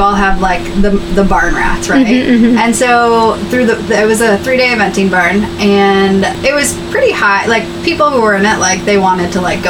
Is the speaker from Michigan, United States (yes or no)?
yes; Michigan, United States; moved away as an adult; now in Sonoma County, United States; Growing up in Michigan